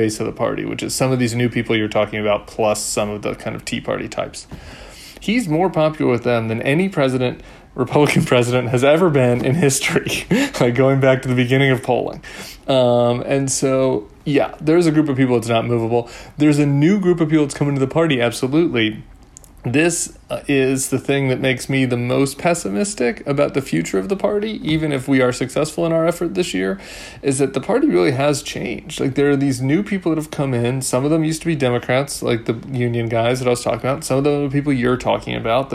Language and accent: English; Denver, Colorado, United States; also born or lived in St. Louis, Missouri; but I grew up in Denver